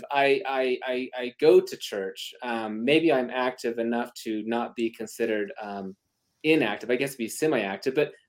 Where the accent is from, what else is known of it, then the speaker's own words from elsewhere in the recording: Utah, United States; I'm from Utah.